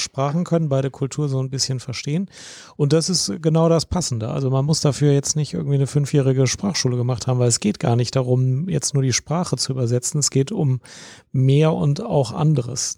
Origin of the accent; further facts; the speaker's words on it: Germany; ich Deutsch bin